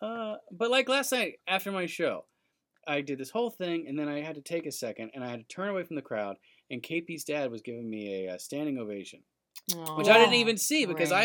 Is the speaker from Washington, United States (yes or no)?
no; Macon, Georgia, United States; also born or lived in New York / Atlanta, Georgia; we moved from Macon, Georgia to New York when I was 12.